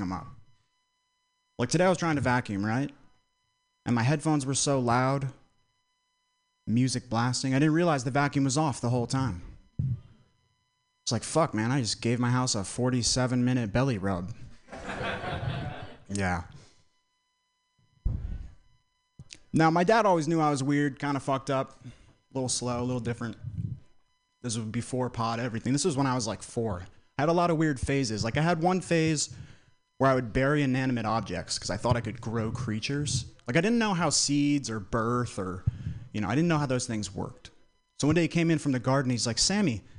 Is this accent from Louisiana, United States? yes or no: no; Vermont, United States; I'm from Vermont